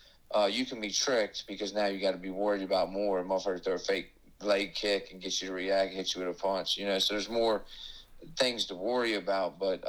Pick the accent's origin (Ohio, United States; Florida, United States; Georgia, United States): Florida, United States; Miami; moved away; I'm from Miami originally.